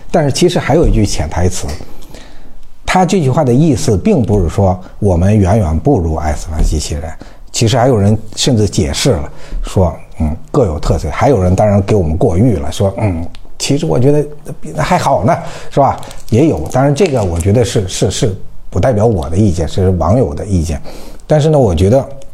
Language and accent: Chinese; China; 我就是个中国人